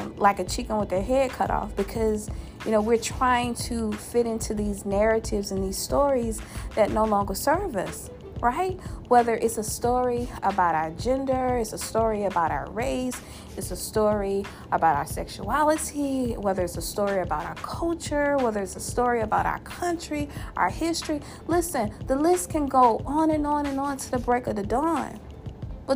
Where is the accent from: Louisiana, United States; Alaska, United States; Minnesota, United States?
Louisiana, United States; my home state, that boot state, the Mardi Gras state, the gumbo state, the pecan candy state, my home state of Louisiana